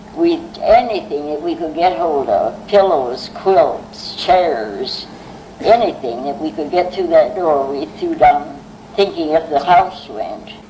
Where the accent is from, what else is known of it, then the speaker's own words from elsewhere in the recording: Oshkosh, Wisconsin, United States; moved away; also born or lived in Fort Yates, North Dakota; I was born in Oshkosh, Wisconsin, November 8